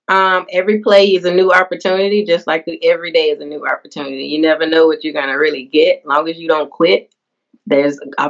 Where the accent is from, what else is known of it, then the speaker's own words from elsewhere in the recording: Tennessee, United States; I'm from Tennessee, the volunteer state